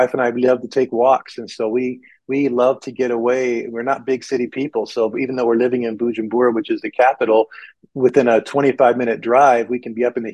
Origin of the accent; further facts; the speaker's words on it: United States; moved away as an adult; also born or lived in Burundi; I come into as an American